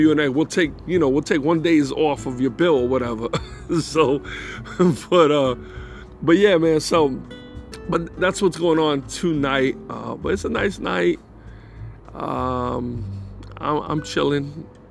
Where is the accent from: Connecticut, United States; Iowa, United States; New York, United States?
New York, United States; New York City; moved away as an adult; now in North Carolina, United States; I was born in the Bronx